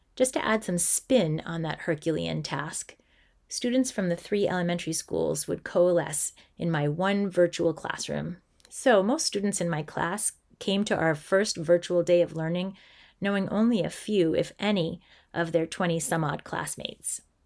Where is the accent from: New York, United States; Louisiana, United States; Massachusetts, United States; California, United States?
Massachusetts, United States; I'm an elementary school teacher who grew up in a small town in Massachusetts